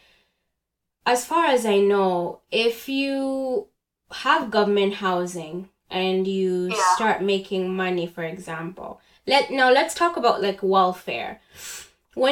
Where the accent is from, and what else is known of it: Uganda; born or raised there; moved away as an adult; now in Canada